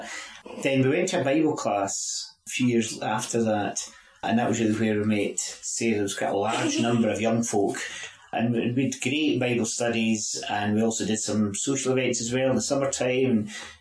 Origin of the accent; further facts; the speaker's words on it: Glenrothes, Scotland, United Kingdom; also born or lived in St Andrews; grew up in Glenothis